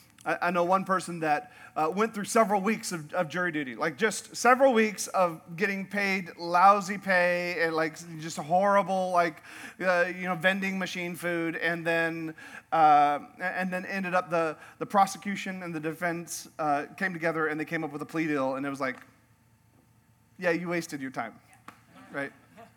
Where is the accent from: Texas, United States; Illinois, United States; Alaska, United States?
Alaska, United States; also born or lived in Yukon, Canada; I grew up in Alaska and the Yukon in northern Canada, and up there we have whitewater rafting.